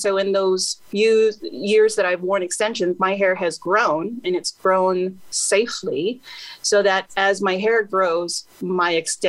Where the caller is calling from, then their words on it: Lakewood, California, United States; I am calling from Lakewood, California.